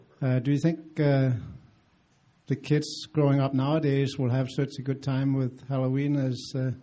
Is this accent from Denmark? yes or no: yes; Denmark; moved away; and I grew up in Denmark